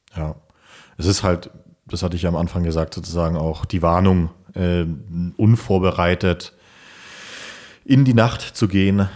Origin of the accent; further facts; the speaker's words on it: Germany; für uns Deutsche